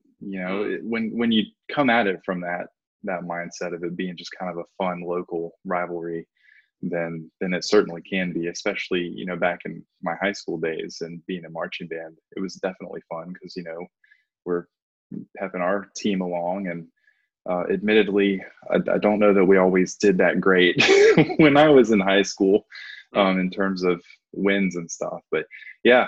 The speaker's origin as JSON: {"language": "English", "area": "Haywood County", "region": "North Carolina", "country": "United States", "tie": "born or raised there", "said": "I grew up here in Haywood County"}